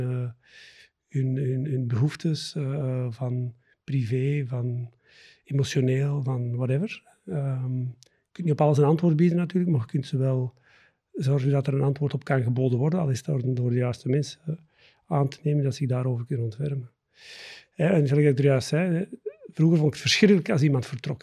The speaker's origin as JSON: {"language": "Dutch", "area": "the Campine", "region": "Flanders", "country": "Belgium", "tie": "born or raised there", "also_born_or_lived": "Antwerp area", "moved": "as an adult", "lives_now": "near Antwerp, Belgium", "said": "ik ehm, ben geboren en getogen in de Kempen"}